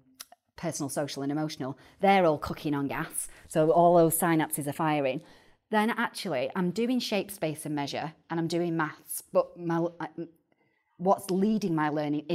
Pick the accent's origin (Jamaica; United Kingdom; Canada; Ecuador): United Kingdom; Salford, North West England; accent: Manchester/Salfordian; And I say in my best Manchester accent or Salfordian accent, should I say, if they ain't got out to talk about, they ain't got out to write about.